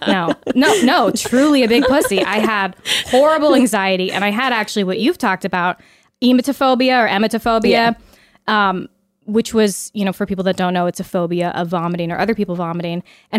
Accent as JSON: {"language": "English", "town": "Pleasanton", "region": "California", "country": "United States", "also_born_or_lived": "Los Angeles", "said": "I'm from the Bay Area. Okay. So from the Bay Area, came to LA for film school, went back home"}